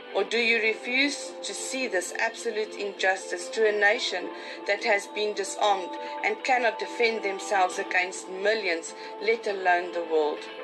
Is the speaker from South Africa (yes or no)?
yes; South Africa; I am a South African, a white South African, a mother and a wife